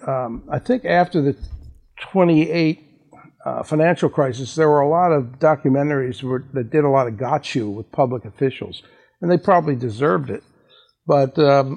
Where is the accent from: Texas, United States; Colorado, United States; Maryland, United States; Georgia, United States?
Maryland, United States; Baltimore; moved away; I'm originally from Baltimore